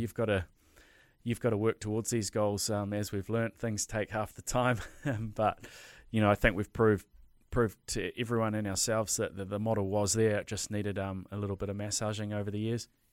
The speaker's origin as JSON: {"language": "English", "region": "Hawke's Bay", "country": "New Zealand", "moved": "yes", "said": "I'm from Hawke's Bay originally"}